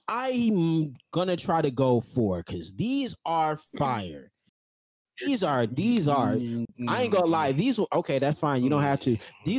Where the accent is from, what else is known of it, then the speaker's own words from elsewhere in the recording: Minneapolis, Minnesota, United States; I'm from Minneapolis